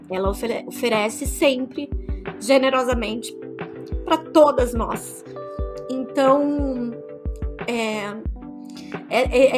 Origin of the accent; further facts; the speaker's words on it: São Paulo, Brazil; vocês sabem que eu sou do ABC paulista e a Sônia também.